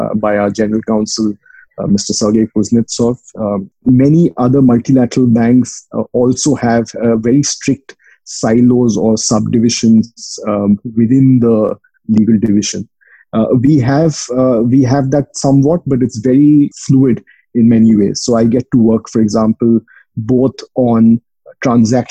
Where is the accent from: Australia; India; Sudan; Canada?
India; moved away; I'm from India.